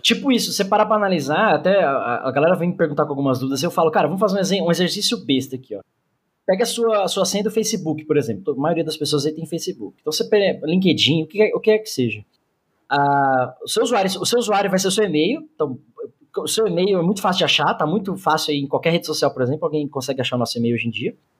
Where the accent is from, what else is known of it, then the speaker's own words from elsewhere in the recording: Mauá, São Paulo, Brazil; also born or lived in Santo André; eu não nasci em Mauá, mas me cresci, me cresci não, né? Cresci lá. Então eu conheço a quebrada ali